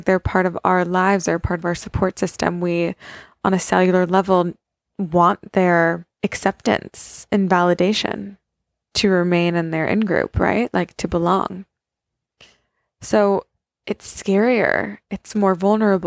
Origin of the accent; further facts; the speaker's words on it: United States; I'm an American. I'm not from there.